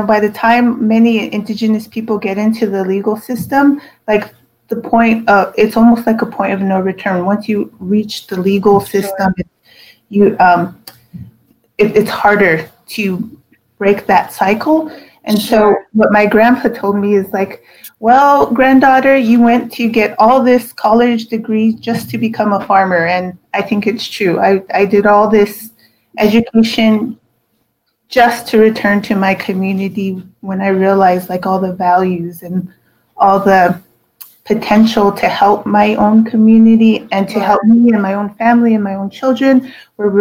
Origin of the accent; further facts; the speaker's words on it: Cochiti, New Mexico, United States; I grew up in Cochiti, Kutiet, as we call it, which is a small community of 800 people